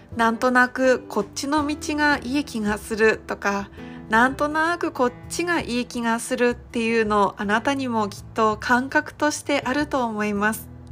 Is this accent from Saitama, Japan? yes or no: no; Iwate, Japan; now in Kohama Island, Okinawa, Japan; 私が地元の岩手県からはるか何千キロも離れたこの沖縄県の離島小浜島に来る